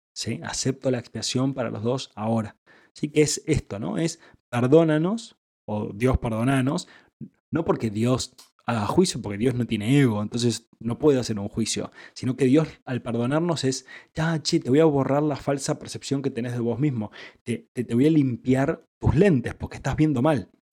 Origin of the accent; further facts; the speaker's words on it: Argentina; yo soy argentino